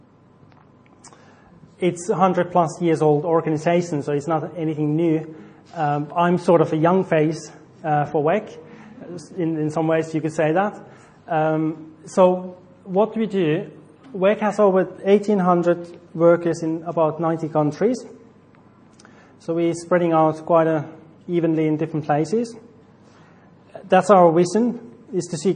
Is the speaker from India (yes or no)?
no; Finland; now in Portsworth, United Kingdom; I'm from Finland.